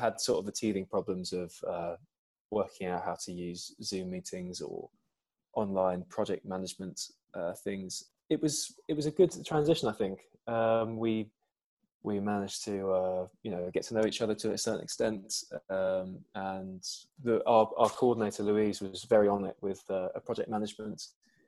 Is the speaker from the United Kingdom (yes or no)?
yes; London, United Kingdom; moved away as an adult; I've lived all my life in Southwest London